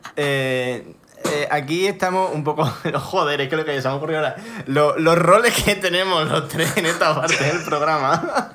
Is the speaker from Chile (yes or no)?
no; Spain; yo soy de España